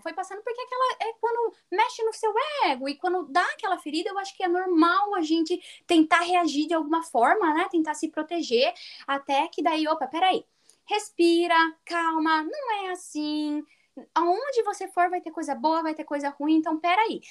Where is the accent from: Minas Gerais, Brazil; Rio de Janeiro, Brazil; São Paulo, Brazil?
São Paulo, Brazil; moved away as an adult; eu sou de São Paulo